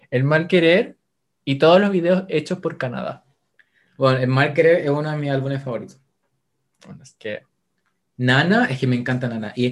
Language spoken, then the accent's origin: Spanish; Spain; Pues coño, que yo soy española.